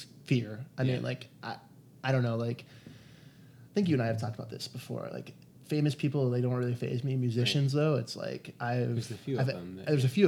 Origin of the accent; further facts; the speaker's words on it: Rochester, New York, United States; moved away; I'm from Rochester, New York, one of our most interesting claim to fame is … was arrested there